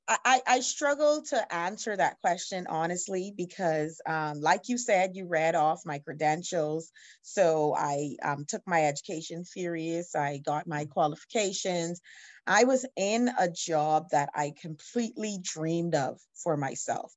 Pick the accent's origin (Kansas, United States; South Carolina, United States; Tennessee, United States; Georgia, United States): Georgia, United States; Atlanta; now in Bahamas; I'm from the Bahamas, but part of my education, I grew up in America. I lived in Atlanta, Georgia